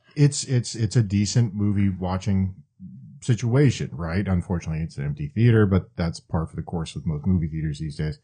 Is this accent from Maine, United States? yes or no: yes; Maine, United States; moved away; also born or lived in Atlanta; I was born, I was born in Maine. I'm a New Englander.